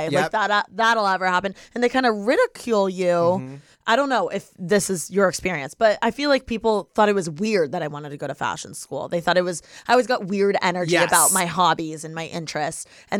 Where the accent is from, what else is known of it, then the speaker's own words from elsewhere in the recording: Bloomington, Indiana, United States; now in Los Angeles, United States; I'm from Indiana, but I'm from a college town.